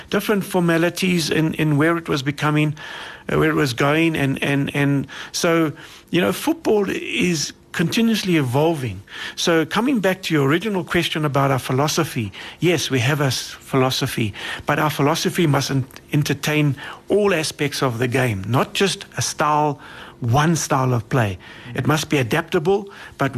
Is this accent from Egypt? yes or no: no; South Africa